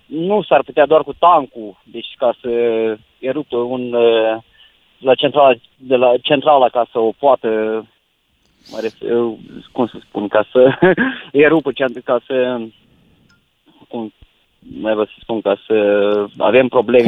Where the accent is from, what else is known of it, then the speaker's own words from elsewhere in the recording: Câmpulung Moldovenesc, Suceava County, Romania; eu sunt din Bucovina, am 100 km la Cernăuț